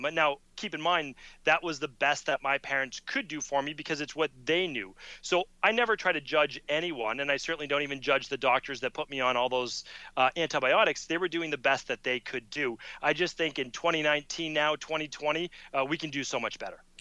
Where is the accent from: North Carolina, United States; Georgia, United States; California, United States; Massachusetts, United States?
Massachusetts, United States; Medford; I'm growing up in Medford, Massachusetts